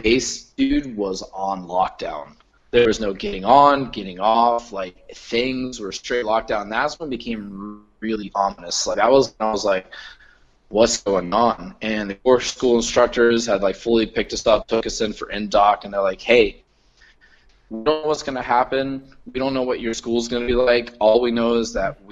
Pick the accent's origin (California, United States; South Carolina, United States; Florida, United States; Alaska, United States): Florida, United States; moved away as an adult; I'm from Florida